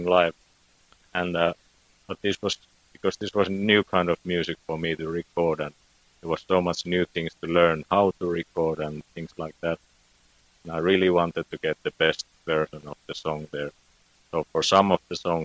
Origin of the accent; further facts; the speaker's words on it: Finland; first language Finnish; English is a second language; my native tongue is Finnish, so it's Suomi.